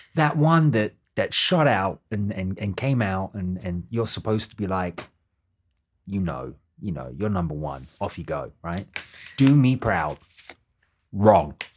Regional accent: United Kingdom; I'm British

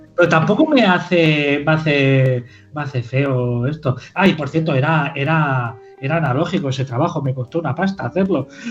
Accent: Girona, Catalonia, Spain; also born or lived in Caravaca de la Cruz, Murcia; soy nacido en Murcia, vivo, he vivido toda mi vida, bueno, en Murcia no, en Caravaca de la Cruz, que si ya me, empiezan a enfadar, eh, eh, toda la familia vive allí y se me enfada. Eh, y vivo, he vivido en Girona toda mi vida.

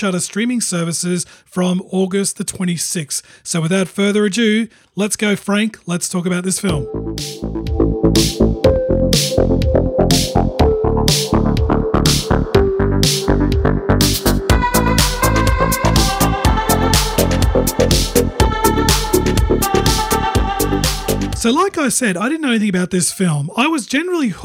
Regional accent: Australia; I'm from Australia

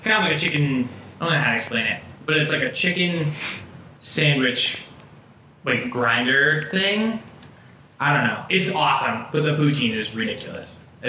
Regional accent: Boylston, Massachusetts, United States; now in Worcester, United States; I grew up in North Boylston.

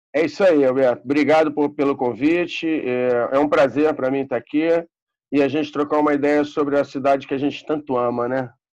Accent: Rio de Janeiro, Brazil; Nós somos cariocas da Gema, nascidos e criados na cidade. Eu moro na Gávea desde que eu nasci

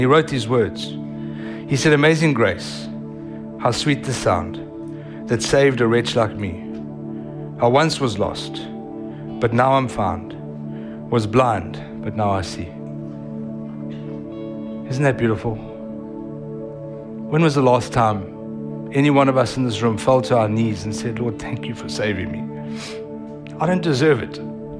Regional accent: United States; accent: South African; And I'm American, so don't get offended by my South African accent.

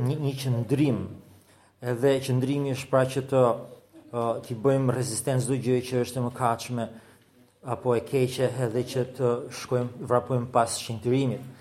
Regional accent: Albania; për ne si shqiptarë

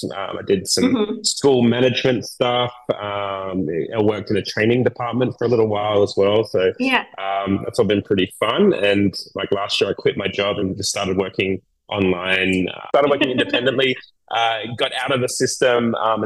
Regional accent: Perth, Western Australia, Australia; accent: Aussie; moved away as an adult; also born or lived in Melbourne, Australia; now in Taiwan; I grew up in Perth, in Australia. So I was living there for about 25 years before I went abroad, but I lived in Melbourne for a year as well

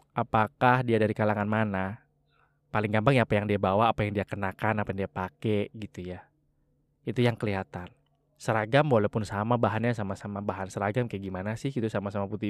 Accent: Java, Indonesia; saya tidak terlalu diarahkan gitu ya istilahnya ya milih-milih dewe lah gitu ya karena saya dari Jawa wis milih-milih dewe lah gitu ya

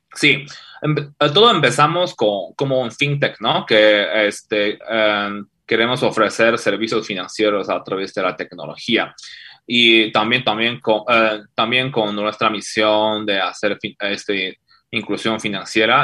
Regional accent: China; Spanish is a second language; moved away as an adult; now in Mexico; soy de México, soy de China originalmente. Este, Llevo unos 6, 7 años acá en México

